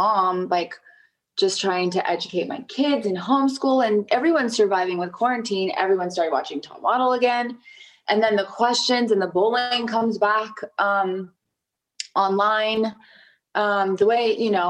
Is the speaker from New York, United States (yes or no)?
no; Los Angeles, California, United States; I'm born and raised in Los Angeles, California